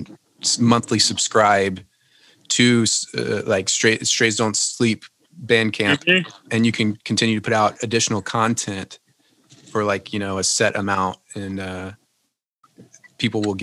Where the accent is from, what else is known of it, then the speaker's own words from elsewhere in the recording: Lafayette, Louisiana, United States; moved away; Originally from Lafayette, Louisiana.